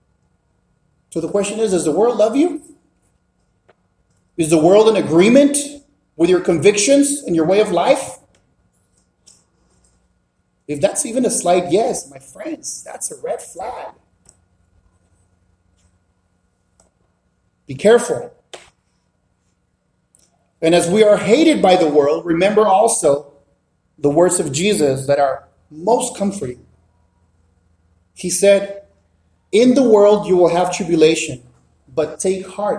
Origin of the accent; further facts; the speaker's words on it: Mexico; moved away; also born or lived in South Central Los Angeles; Born and raised in Mexico.